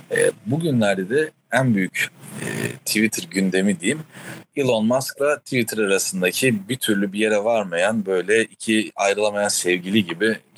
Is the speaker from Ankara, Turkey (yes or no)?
yes; Ankara, Turkey; Bir Ankaralı olarak terlemek de yok bu arada o anlamda söylüyorum yani.